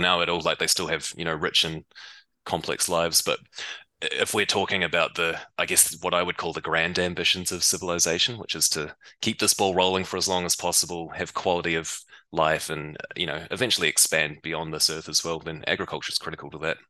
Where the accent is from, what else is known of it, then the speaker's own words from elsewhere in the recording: New Zealand; I grew up in New Zealand. You might be able to tell from my accent